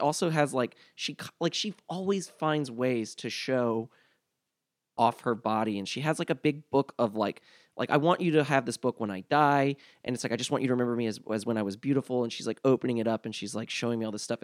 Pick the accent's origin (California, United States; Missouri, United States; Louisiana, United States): Louisiana, United States; New Orleans; moved away; I was raised in New Orleans during the school year